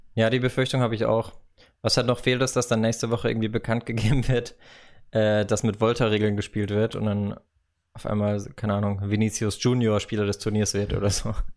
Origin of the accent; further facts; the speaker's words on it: Karlsruhe, Baden-Württemberg, Germany; moved away; also born or lived in Madrid; im Zweifel bin ich für den KSC, weil das halt einfach meine Geburtsstadt ist